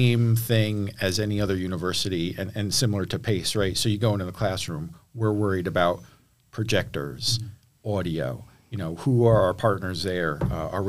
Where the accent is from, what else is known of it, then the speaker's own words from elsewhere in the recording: Cornwall, New York, United States; born and raised in Cornwall around West Point